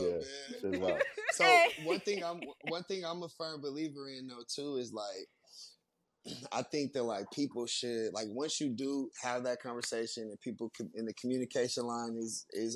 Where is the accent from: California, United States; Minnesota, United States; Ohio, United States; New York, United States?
California, United States; I grew up gangbanging and shit. You know, I'm from California